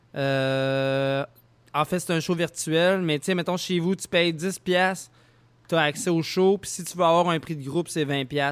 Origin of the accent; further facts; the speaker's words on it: Lévis, Quebec, Canada; je viens de Saint-Nicolas